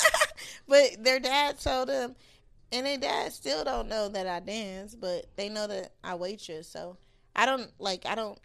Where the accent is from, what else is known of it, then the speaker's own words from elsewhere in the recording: California, United States; I'm from Cali